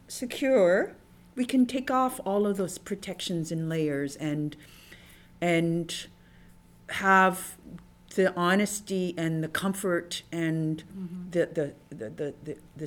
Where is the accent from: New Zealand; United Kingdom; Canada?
Canada; had what I call your typical Chinese experience in Canada